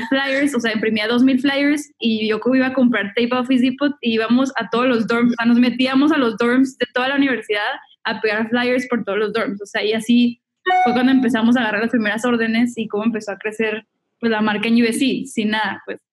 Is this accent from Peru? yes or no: no; Monterrey, Nuevo León, Mexico; moved away as an adult; now in Los Angeles, United States; igual soy mexicana, soy de Monterrey, me mudé a Los Ángeles en el 2012